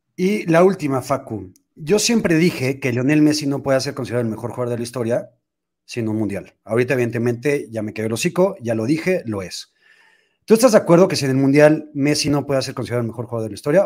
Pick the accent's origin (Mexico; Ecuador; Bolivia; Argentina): Mexico; cómo somos los mexicanos